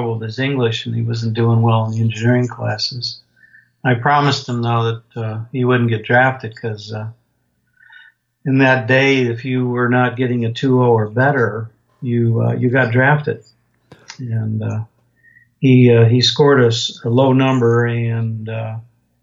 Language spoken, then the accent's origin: English; Binghamton, New York, United States; I grew up in upstate New York, in a little town called Binghamton